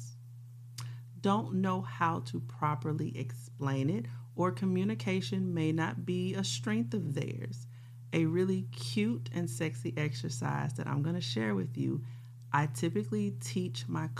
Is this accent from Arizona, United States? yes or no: no; Louisiana, United States; I'm from Louisiana